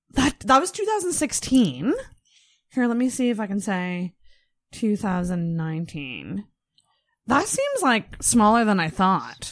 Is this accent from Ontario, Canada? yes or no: no; Antigonish, Nova Scotia, Canada; I grew up in Anaganash, which is pretty fucking small